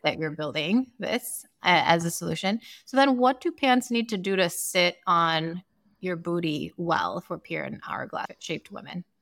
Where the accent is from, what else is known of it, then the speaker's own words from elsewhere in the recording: Sierra Leone; moved away; I grew up in Sierra Leone